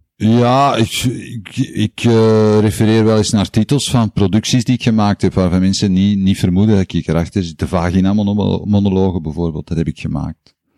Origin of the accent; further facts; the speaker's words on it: Antwerp, Flanders, Belgium; also born or lived in Tongeren; In Antwerpen ben ik opgegroeid. Ik ben geboren in Tongeren. maar ik heb daar nooit gewoond